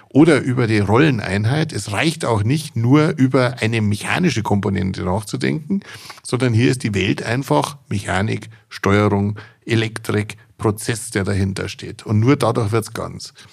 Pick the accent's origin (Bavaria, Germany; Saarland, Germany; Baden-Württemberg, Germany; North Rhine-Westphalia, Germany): Bavaria, Germany